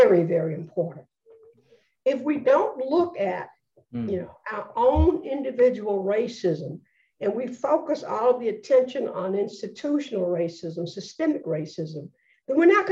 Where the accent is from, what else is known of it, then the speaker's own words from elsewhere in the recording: Birmingham, Alabama, United States; I am a person born and raised in Birmingham, Alabama